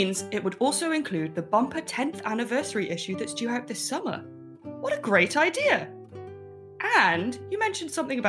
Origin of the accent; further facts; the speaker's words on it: Swansea, Wales, United Kingdom; I grew up in the south of Wales, in case people don't know. I'm from Wales, from Swansea